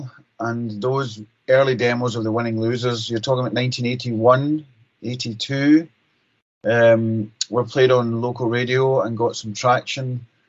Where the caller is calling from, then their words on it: Glasgow, Scotland, United Kingdom; But I'm coming from Pat and I's own studio in Glasgow, in Scotland, in the UK.